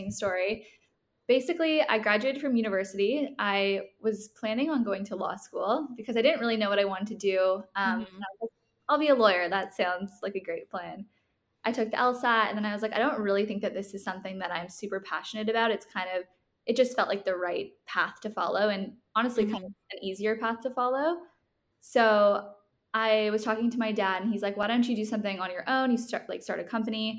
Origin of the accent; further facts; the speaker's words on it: Toronto, Ontario, Canada; now in Los Angeles, United States; I'm from Toronto, but I live in Los Angeles now